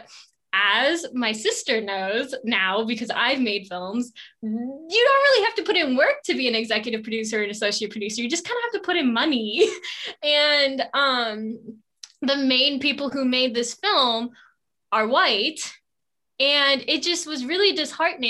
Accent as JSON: {"language": "English", "country": "United States", "said": "as an Indian American"}